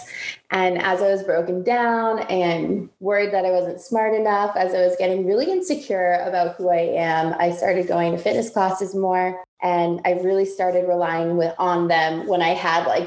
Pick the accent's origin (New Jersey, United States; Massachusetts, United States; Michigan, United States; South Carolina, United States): Massachusetts, United States; now in Washington, D.C., United States; I grew up in Massachusetts from a Jewish family